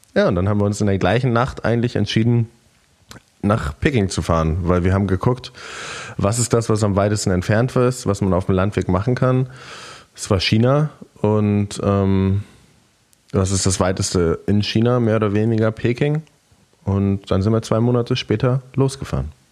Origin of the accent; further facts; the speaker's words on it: near Lisbon, Portugal; moved away; Und ich bin in Portugal geboren, meine Eltern sind beides Deutsche, aber mein Dad hat länger in Portugal gearbeitet und dann bin ich da geboren